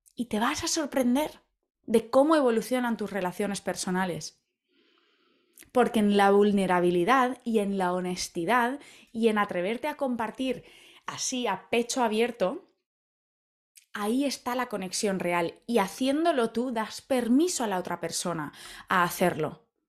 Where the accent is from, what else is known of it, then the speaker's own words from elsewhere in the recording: Valencia, Valencian Community, Spain; moved away as an adult; hace ya 10 años que me fui de Valencia, de mi hogar en España